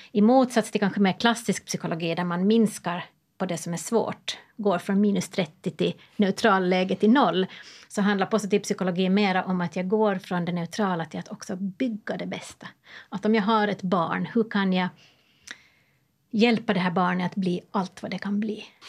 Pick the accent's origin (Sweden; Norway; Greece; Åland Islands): Åland Islands; jag som ålänning